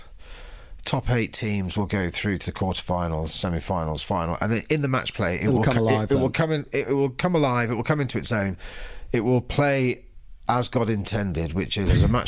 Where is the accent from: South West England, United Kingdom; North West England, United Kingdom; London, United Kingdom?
London, United Kingdom; moved away as an adult; we moved here last July from London, London born and bred